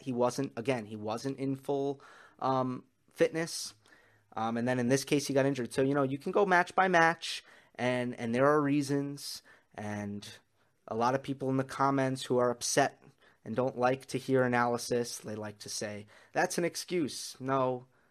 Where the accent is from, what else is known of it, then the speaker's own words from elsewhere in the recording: New York, United States; as a New Yorker and as a New York sports fan